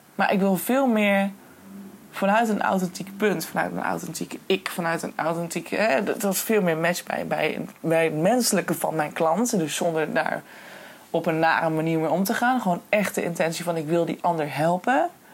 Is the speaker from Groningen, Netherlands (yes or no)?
yes; Hoogezand, Groningen, Netherlands; ik kom van origine uit Hoogzand en daar ben ik geboren en getogen